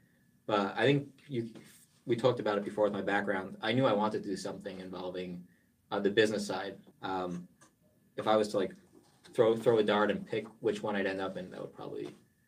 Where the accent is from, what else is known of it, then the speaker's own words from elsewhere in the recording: New Jersey, United States; moved away; also born or lived in New York; I grew up in New Jersey, if my accent doesn't show it.